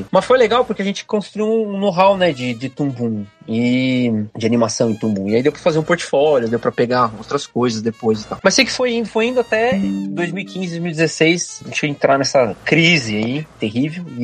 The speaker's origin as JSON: {"language": "Portuguese", "area": "ABC Paulista", "region": "São Paulo", "country": "Brazil", "moved": "as an adult", "lives_now": "Rio de Janeiro, Brazil", "said": "sou de São Paulo sou do ABC Paulista."}